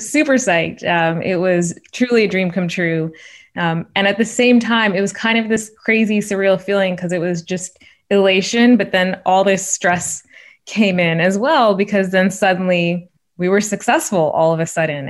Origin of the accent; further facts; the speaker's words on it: Shawnee, Oklahoma, United States; moved away; I'm the oldest child of immigrants from India growing up in Shawnee, Oklahoma in the eighties and nineties